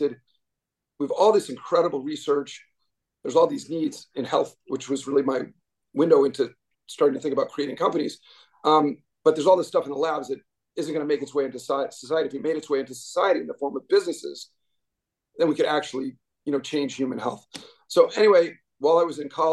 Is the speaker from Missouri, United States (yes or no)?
no; Boston, Massachusetts, United States; moved away as an adult; I grew up in Boston, pretty much spent, you know, my whole life there until recently